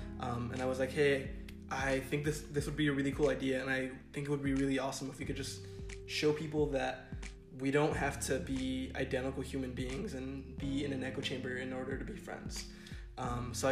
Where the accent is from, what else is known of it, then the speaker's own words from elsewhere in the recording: San Diego, California, United States; I grew up in San Diego, California